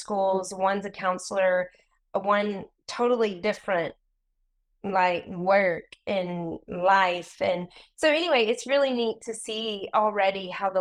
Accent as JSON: {"language": "English", "region": "the South", "country": "United States", "tie": "born or raised there", "also_born_or_lived": "India", "moved": "as an adult", "lives_now": "England", "said": "I grew up in the South"}